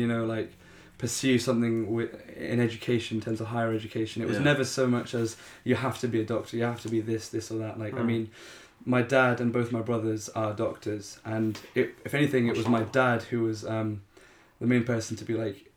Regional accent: Wolverhampton, West Midlands, United Kingdom; I'm from Pakistan, but I'm born and bred here.

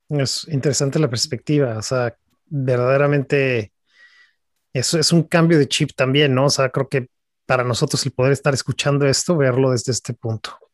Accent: Mexico; siendo los tres mexicanos

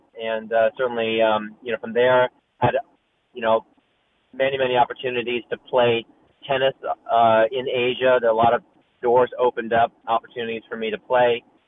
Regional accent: Hoboken, New Jersey, United States; born there; that's part of the reason why I was born in Hoboken, New Jersey.

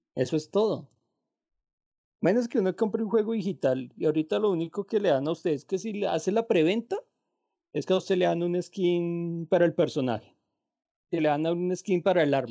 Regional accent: Colombia; yo soy bien colombiano

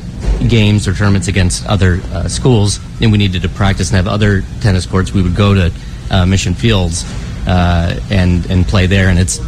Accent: Carmel Valley, California, United States; I'm the COO of Community Human Services. I'm local, born and raised in Carmel Valley.

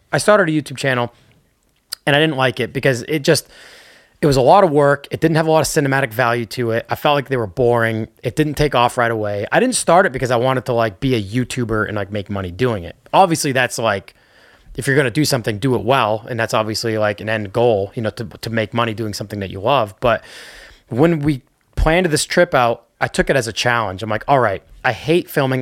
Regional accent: Northeast, United States; I'm from the Northeast

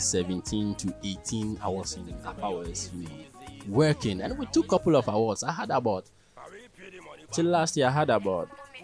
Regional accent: Tumu, Upper West, Ghana; Yeah, I'm from Tumu.

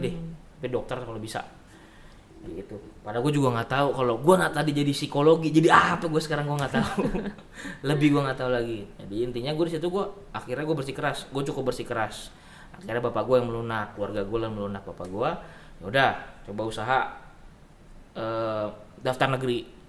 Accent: Indonesia; kita orang Indonesia

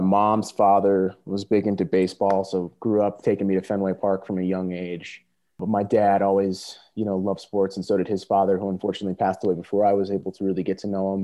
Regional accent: Simsbury, Connecticut, United States; moved away as an adult; also born or lived in Kansas; I uh, grew up in a little town on the East Coast called Simsbury, uh, right in the middle of Connecticut.

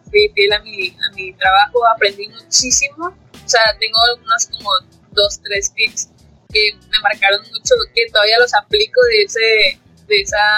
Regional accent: Sonora, Mexico; moved away; also born or lived in Monterrey; Las tres somos de Sonora

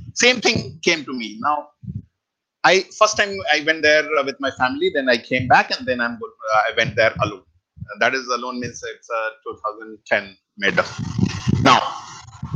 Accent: Bihar, India; moved away; I'm origin from Bihar, so entire village, you can say I'm the only one person

